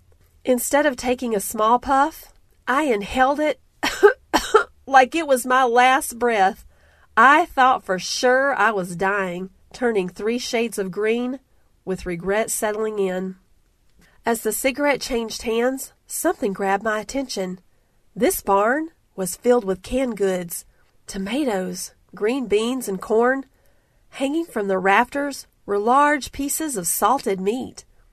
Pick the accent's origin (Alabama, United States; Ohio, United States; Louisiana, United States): Alabama, United States; I grew up in the South, in the backwoods, off the banks of the Alabama River, chasing lightning bugs, fishing for catfish, and riding bikes till dusk.